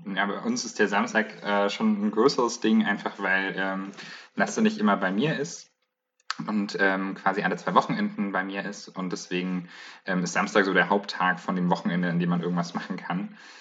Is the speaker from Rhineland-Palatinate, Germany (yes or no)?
no; Bayreuth, Bavaria, Germany; now in Leipzig, Germany